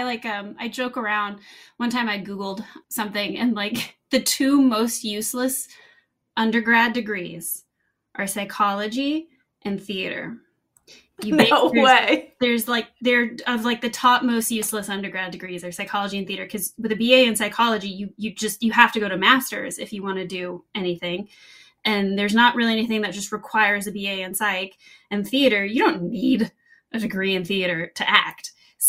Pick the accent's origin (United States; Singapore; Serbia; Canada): United States; the South; And I'm from the South. And so, you know, I'm cooking bacon and stuff.